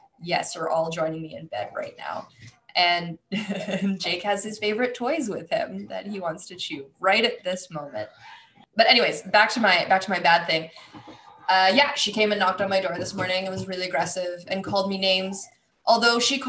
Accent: Canada; I am Canadian

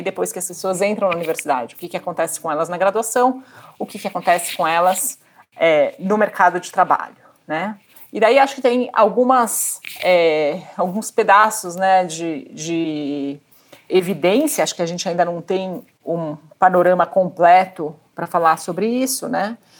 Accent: Brazil; eu cresci no Brasil

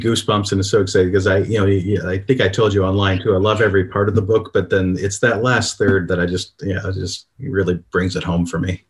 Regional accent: Toledo, Ohio, United States; Born and raised in Toledo, graduated from the University of Toledo

